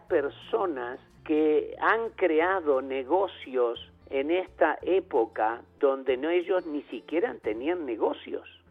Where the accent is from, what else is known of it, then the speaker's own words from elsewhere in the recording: Uruguay; chicas uruguayas, hasta más, de mi pueblo